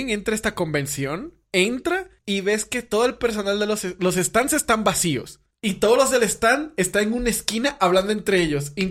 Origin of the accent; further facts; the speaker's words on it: Dominican Republic; Ah, eres de Venezuela, yo soy dominicana. Ah, qué padre, tenemos acentos parecidos.